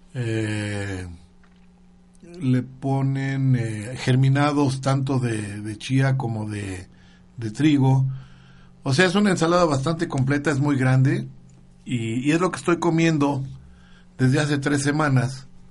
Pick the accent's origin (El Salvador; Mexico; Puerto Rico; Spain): Mexico; Guadalajara, Jalisco; cuando era niño yo vivía en Guadalajara, Jalisco